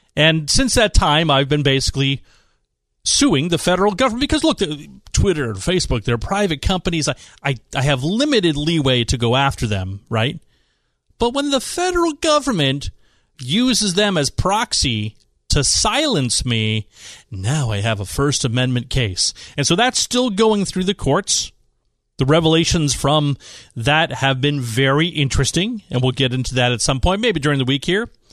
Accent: East Bay, San Francisco Bay Area, California, United States; moved away as an adult; also born or lived in Washington, D.C. / Utah; now in San Diego, United States; I grew up in the East Bay in San Francisco

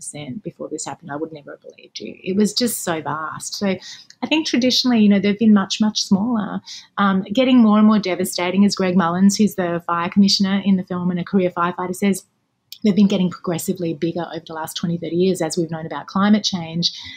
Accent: Melbourne, Victoria, Australia; moved away as an adult; now in Los Angeles, United States; I lived for 34 years in Melbourne, where I'm from.

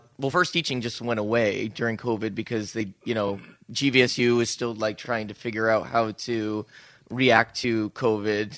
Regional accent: New Jersey, United States; also born or lived in Chicago / New Orleans; now in Saugatuck, Michigan, United States; I'm born and bred in New Jersey

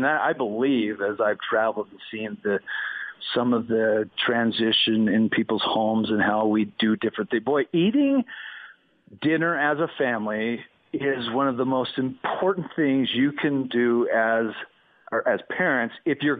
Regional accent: Wyoming, United States; born there; also born or lived in Boston; I was born in the West, and there is a difference between the West and the East. In fact, when I moved from Wyoming to Boston

